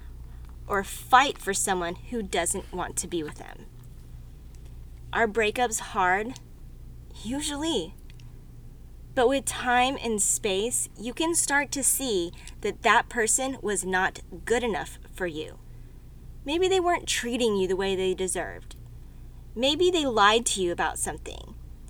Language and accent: English; Texas, United States; I'm from Texas